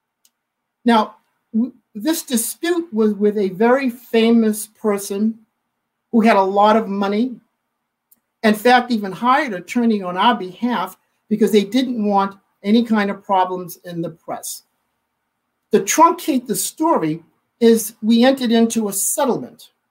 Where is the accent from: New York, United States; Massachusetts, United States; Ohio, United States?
Massachusetts, United States; moved away; if you can't tell from my accent, I'm from Massachusetts